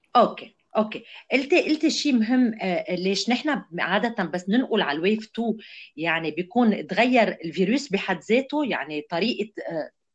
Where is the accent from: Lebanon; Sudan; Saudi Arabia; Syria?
Lebanon; كلنا كلبنانيين